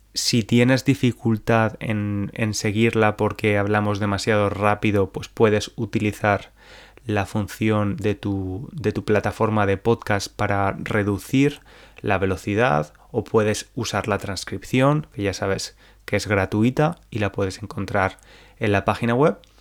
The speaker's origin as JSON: {"language": "Spanish", "town": "Valencia", "region": "Valencian Community", "country": "Spain", "also_born_or_lived": "England", "said": "Yo soy valenciano, soy de Valencia"}